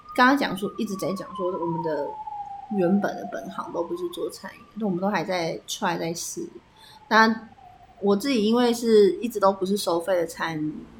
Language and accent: Chinese; Taipei, Taiwan; also born or lived in Tainan; 我是台北人嗯。然后我是去台南读书